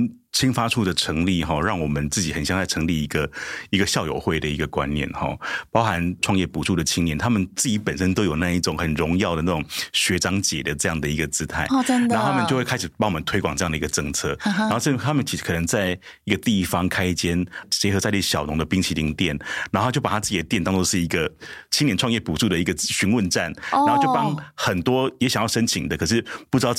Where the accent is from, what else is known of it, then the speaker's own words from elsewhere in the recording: Changhua County, Taiwan; 突然发现很多人在脸书上面私讯我说：“哎，处长，我也是彰化人，我也是彰化人。”我说：“啊，你也是彰化人？”